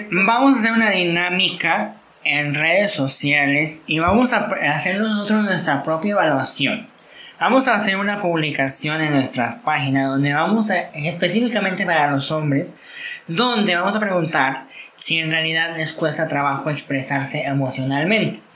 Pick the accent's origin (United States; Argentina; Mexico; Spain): Mexico; de nuestra sociedad como mexicanos